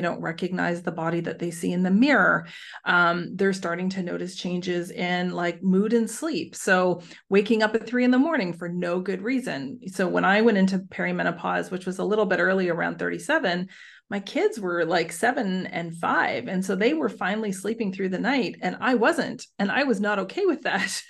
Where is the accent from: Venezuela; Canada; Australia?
Canada; now in Netherlands; I'm Canadian, but living overseas, so I live in the Netherlands